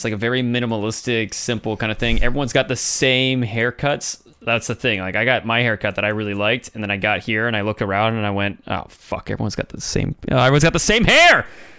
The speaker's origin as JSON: {"language": "English", "country": "United States", "moved": "yes", "lives_now": "Canada", "said": "I'm the American that tries to disassociate myself with America, because I don't want people knowing I'm American."}